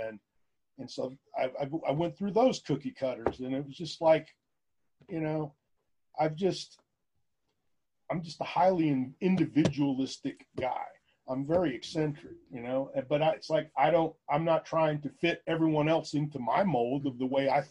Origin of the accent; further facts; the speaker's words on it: Houston, Texas, United States; also born or lived in San Marcos, Texas; I grew up in Houston. I mean, I was born in Houston